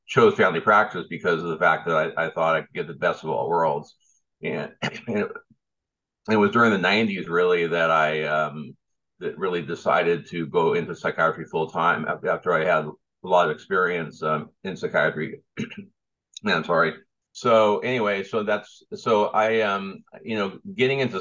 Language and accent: English; South Bay area, Southern California, United States; also born or lived in New York; I grew up in Southern California, in the South Bay area, and all up and down the South Bay